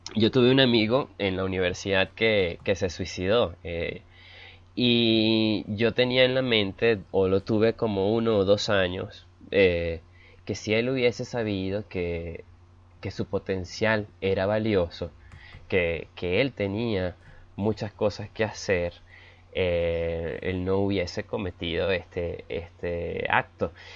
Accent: Venezuela; now in Bogotá, Colombia; nací en Venezuela, pero vivo en Colombia en este momento

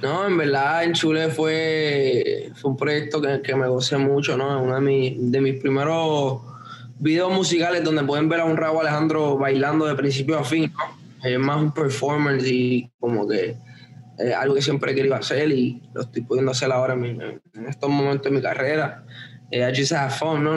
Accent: Puerto Rico; yo me crié en Puerto Rico, so crecí con, ese sazón y ese flavor

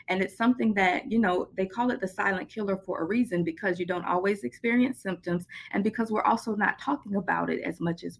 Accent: Boynton Beach, Florida, United States; accent: Southern twang; So I was born and raised in Boynton Beach, Florida

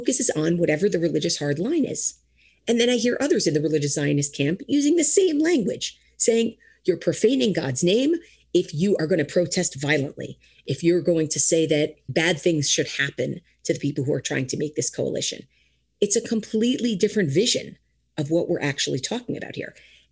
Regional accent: United States; As a diaspora Jew, as an American Jew

